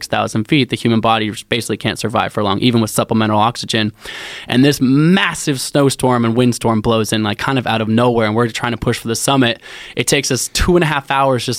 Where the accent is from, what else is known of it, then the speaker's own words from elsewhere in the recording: Portland, Oregon, United States; So I grew up in Portland, so I grew up like in the outdoors